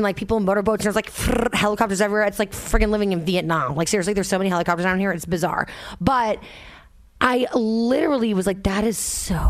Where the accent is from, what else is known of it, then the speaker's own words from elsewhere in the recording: New York City, New York, United States; I'm a New Yorker.